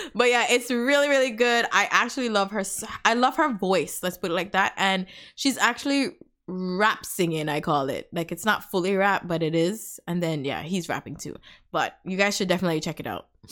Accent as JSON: {"language": "English", "country": "Antigua & Barbuda", "tie": "born or raised there", "also_born_or_lived": "Canada / United States", "moved": "yes", "lives_now": "Texas, United States", "said": "we're from the Caribbean, guys. I'm from Antigua."}